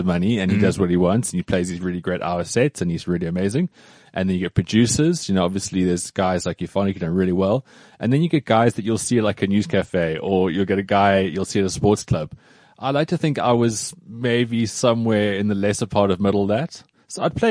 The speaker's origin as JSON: {"language": "English", "town": "Cape Town", "region": "Western Cape", "country": "South Africa", "tie": "born or raised there", "moved": "as an adult", "lives_now": "Johannesburg, South Africa", "said": "When I moved to Joburg from Cape Town, because I grew up in Cape Town, mm-hmm. and then at 21, I moved to Joburg"}